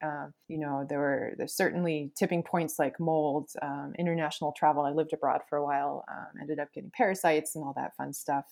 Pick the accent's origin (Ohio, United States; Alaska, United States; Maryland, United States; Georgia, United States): Alaska, United States; I grew up in Alaska